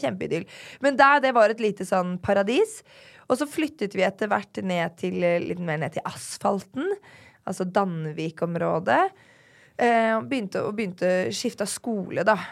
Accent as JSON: {"language": "Norwegian", "town": "Drammen", "region": "Buskerud", "country": "Norway", "tie": "born or raised there", "said": "jeg er jo da født og oppvokst i Drammen."}